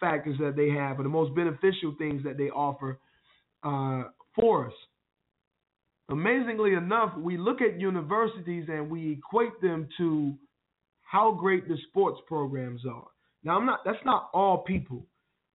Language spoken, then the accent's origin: English; Wilson, North Carolina, United States; my hometown, Wilson, NC